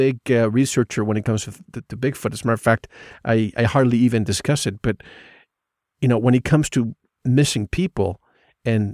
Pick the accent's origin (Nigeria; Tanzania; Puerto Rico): Puerto Rico; moved away; I grew up in the Caribbean